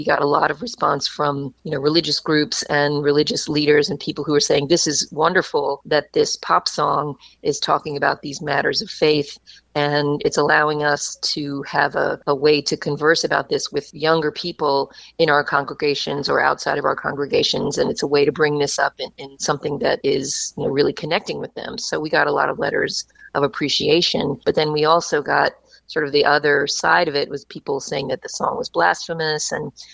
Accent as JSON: {"language": "English", "region": "Kentucky", "country": "United States", "tie": "born or raised there", "also_born_or_lived": "New York", "moved": "as an adult", "said": "I grew up in Kentucky and I had moved to New York to go to college at NYU"}